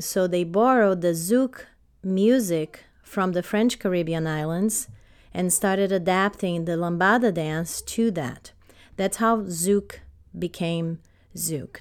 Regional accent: Brazil; now in United States; I grew up in Brazil, started dancing ballet at five years old

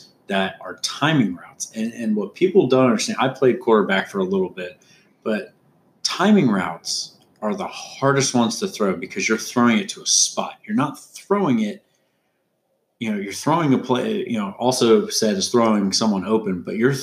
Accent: Indianapolis, Indiana, United States; I'm from Indianapolis

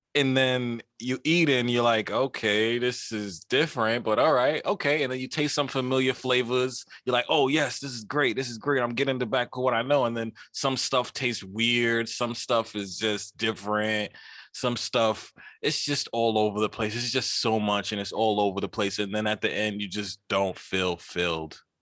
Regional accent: New York City, New York, United States; I'm from Queens.

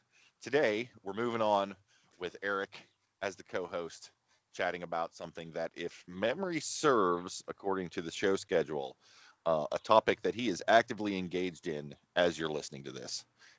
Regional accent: Martins Ferry, Ohio, United States; also born or lived in Yorkville, Ohio; I would have been in the seventh grade when we moved when we moved from Yorkville to Martin's Ferry.

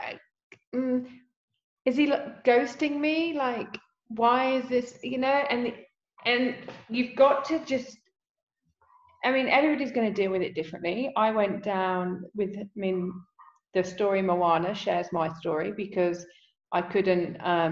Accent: England, United Kingdom; I'm English

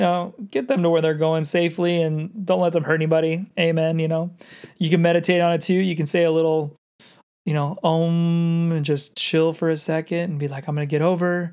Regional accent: San Diego, California, United States; also born or lived in Los Angeles; I grew up in San Diego, but I ended up spending a good five years in L

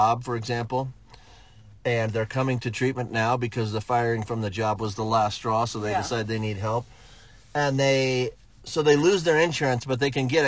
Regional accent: Florida, United States; I'm from Florida

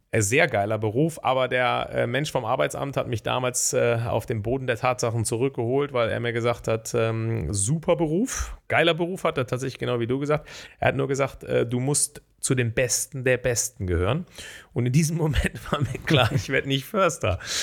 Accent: Bonn, North Rhine-Westphalia, Germany; ich komme ja aus Bonn, habe, ähm, bin gebürtiger Grau-Rheindorfer. Das ist der älteste Stadtteil Bonns

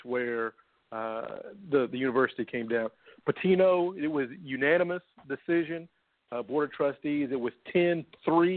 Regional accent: Louisville, Kentucky, United States; my hometown

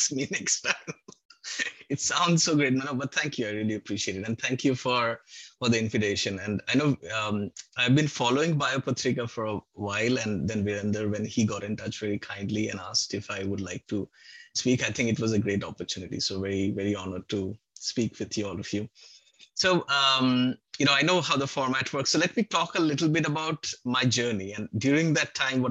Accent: Kolkata, West Bengal, India; moved away; I'm from Calcutta originally

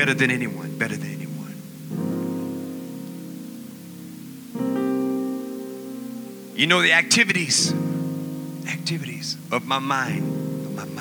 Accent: San Francisco, California, United States; I'm born and raised in San Francisco

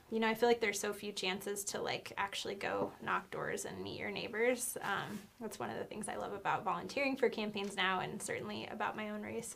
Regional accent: Nampa, Idaho, United States; moved away as an adult; also born or lived in Missoula, Montana; my home state of Idaho and my hometown of Nampa in the 2C

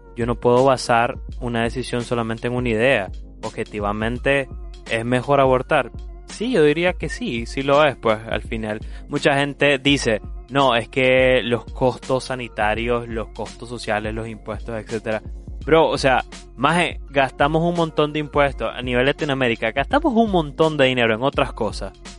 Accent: Nicaragua; Como nicaragüense

